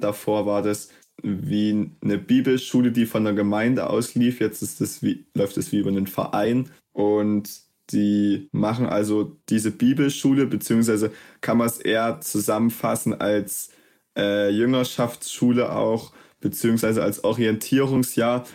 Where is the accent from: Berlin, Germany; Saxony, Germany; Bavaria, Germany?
Saxony, Germany; Plauen; moved away as an adult; davor war ich Schüler, ähm, habe auch einfach in Plauen mein Abitur gemacht